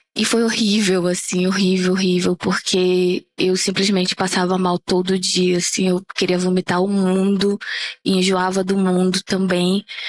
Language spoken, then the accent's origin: Portuguese; Amapá, Brazil; E eu sou uma mulher negra da região norte, sou lá do Amapá.